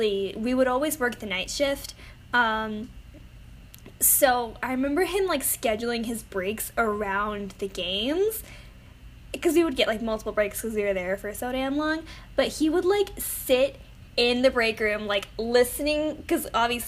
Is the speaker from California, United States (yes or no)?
no; San Antonio, Texas, United States; I'm from San Antonio